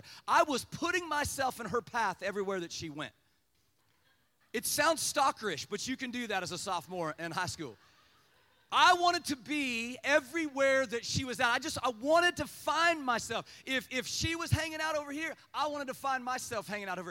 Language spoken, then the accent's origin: English; Kansas, United States; I was from Kansas